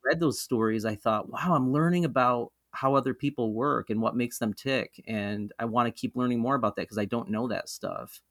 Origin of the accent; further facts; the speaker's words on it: Mohawk River Valley, central New York, United States; moved away as an adult; also born or lived in Rochester, New York; central New York, where I grew up in the Mohawk River Valley